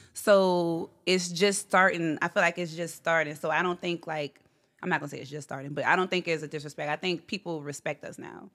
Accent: Gretna, Louisiana, United States; I'm from here. Gretna, actually

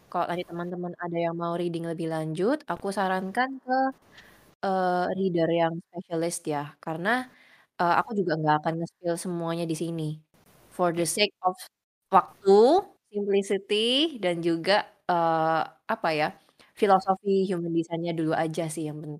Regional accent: Surabaya, East Java, Indonesia; Uh, aku dari Surabaya. Usianya 25 tahun sekarang.

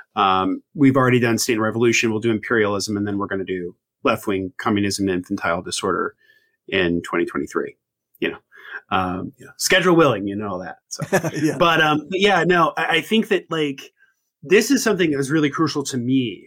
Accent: Indiana, United States; born and raised in Indiana, is in the Midwest

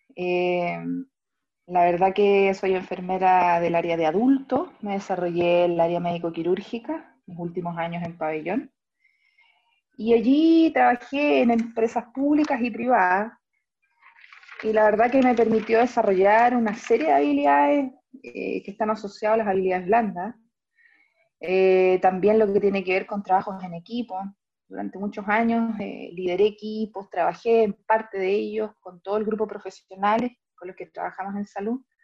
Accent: Talca, Maule, Chile; now in Santiago, Chile; nací y criada en Talca, hoy día viviendo acá en Santiago, en la comuna de Ñuñoa.

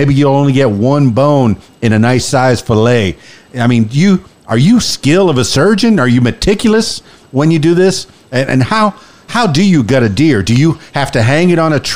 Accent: unincorporated Broward, South Florida, United States; I grew up in the Everglades and in South Florida in Miami, Fort Lauderdale.

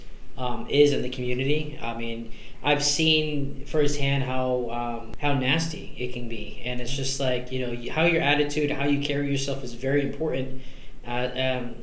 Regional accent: Ocala, Florida, United States; I grew up here in Ocala

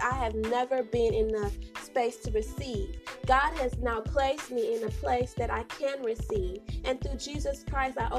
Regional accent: St. Kitts & Nevis; also born or lived in Bronx, New York, United States; I was raised in the beautiful islands of St. Kitts and Nevis, so big up my peoples

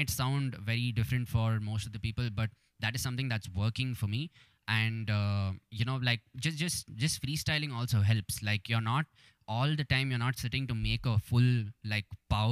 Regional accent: Bengaluru, Karnataka, India; has represented my city

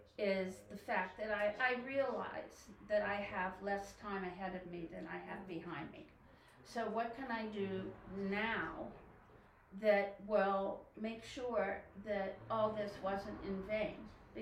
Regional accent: Pennsylvania, United States; Western PA.

